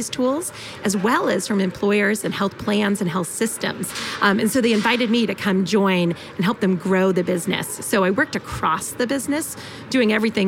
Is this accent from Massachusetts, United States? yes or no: yes; Boston, Massachusetts, United States; moved away as an adult; also born or lived in Illinois; now in Bay Area, United States; I grew up in Boston, or the Boston area, Metro Boston area.